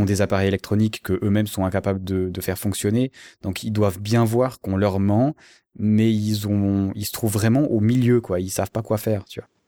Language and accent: French; Switzerland; en tant que Suisse